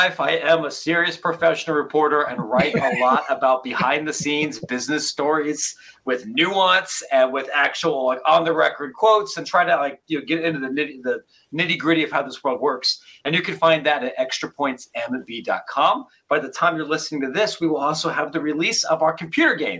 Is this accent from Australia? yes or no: no; near Columbus, Ohio, United States; somebody who was born and raised in Ohio